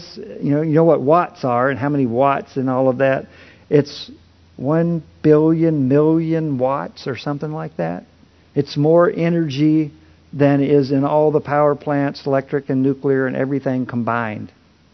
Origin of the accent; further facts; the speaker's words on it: Kentucky, United States; I was born in the Bible Belt in Kentucky, and I rarely met a person who did not confess that they believed in God